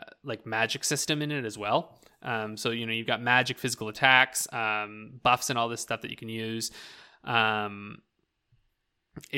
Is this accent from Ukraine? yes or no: no; Canada; accent: rural Canadian ("byes"); here in Canada, when you go out into the boonies and you go out into like, you know, rural Canada, we have accents that you wouldn't even, you'd be like, what is this man saying? I mean, my accent growing up